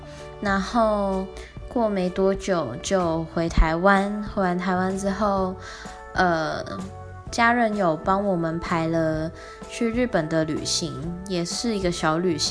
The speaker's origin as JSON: {"language": "Chinese", "country": "Hong Kong", "also_born_or_lived": "Taiwan", "moved": "yes", "lives_now": "Spain", "said": "因为我是香港人嘛，所以我到应该到八月的时候会回香港一趟，回完之后又再回台湾，"}